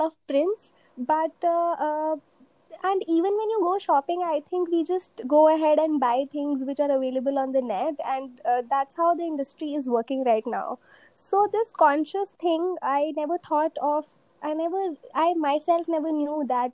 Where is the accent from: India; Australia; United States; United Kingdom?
India; Delhi; I'm from Delhi